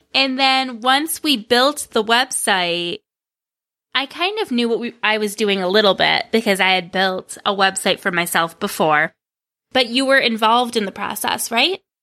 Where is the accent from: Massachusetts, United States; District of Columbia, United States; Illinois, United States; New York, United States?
New York, United States; Greece; he managed a movie theater in my hometown of Greece, which is a suburb of Rochester, New York